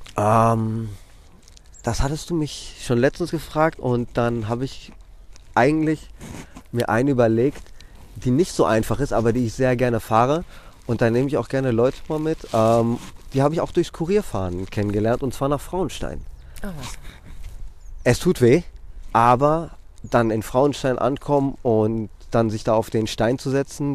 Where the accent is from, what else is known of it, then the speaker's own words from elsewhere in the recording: Athens, Attica, Greece; also born or lived in Drama, Greece / Mainz, Germany / Hamburg, Germany; now in Wiesbaden, Germany; die Kleinstadt heißt Drama aber ähm, im Grunde genommen bin ich in Athen aufgewachsen